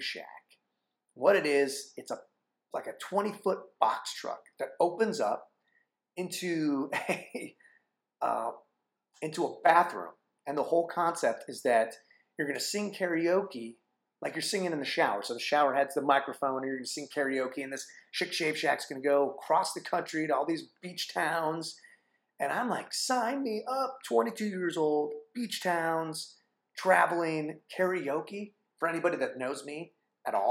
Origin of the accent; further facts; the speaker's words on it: Phoenix, Arizona, United States; moved away as an adult; also born or lived in Flagstaff, Arizona / Chicago; I'm born and raised in Phoenix, Arizona